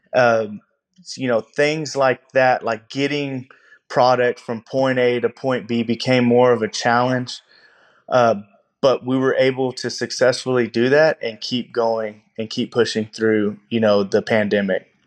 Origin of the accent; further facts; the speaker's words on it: Texas, United States; I am from Pulaski, Texas